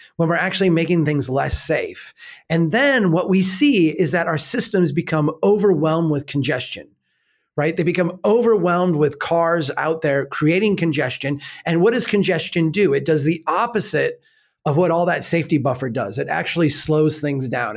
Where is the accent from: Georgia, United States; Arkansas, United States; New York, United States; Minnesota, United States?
Minnesota, United States; I'm a Minnesotan